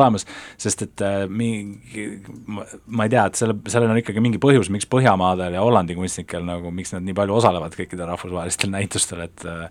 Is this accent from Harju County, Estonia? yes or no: yes; Tallinn, Harju County, Estonia; ma elan, elan ikkagi, olen siit pärit ja mu pere elab siin nagu äh, siin noh, ka linnas